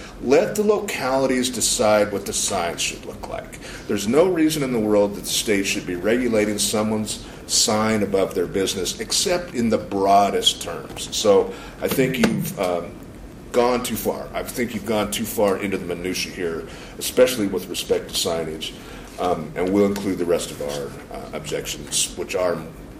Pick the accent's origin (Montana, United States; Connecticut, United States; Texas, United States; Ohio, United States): Montana, United States; Missoula; And I'm from Missoula.